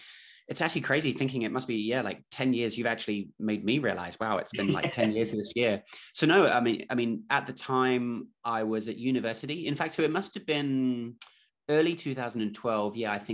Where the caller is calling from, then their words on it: Auckland, New Zealand; I'm calling in from Auckland, New Zealand. So it's Wednesday morning here.